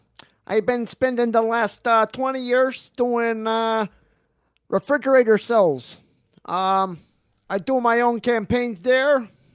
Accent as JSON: {"language": "English", "region": "Midwest", "country": "United States", "said": "I'm from the Great Midwest. There."}